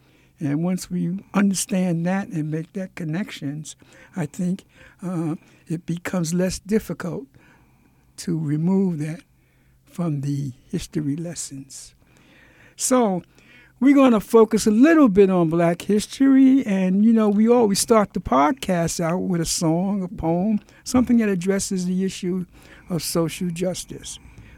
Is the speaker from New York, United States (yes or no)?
yes; New York City, New York, United States; growing up in Brooklyn, right here in the Marcy Projects.